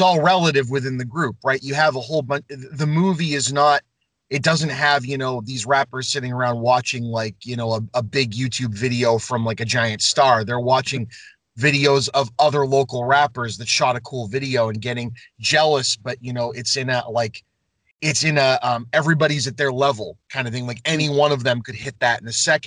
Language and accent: English; Lynn, Massachusetts, United States; I grew up on Southside Avenue. Right. So you've got the soccer field right across from Classical, north side and south side, right off Boston Street